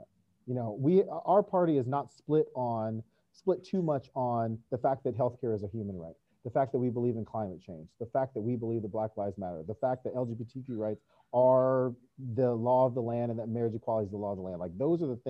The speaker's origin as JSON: {"language": "English", "region": "North Carolina", "country": "United States", "said": "I'm from North Carolina"}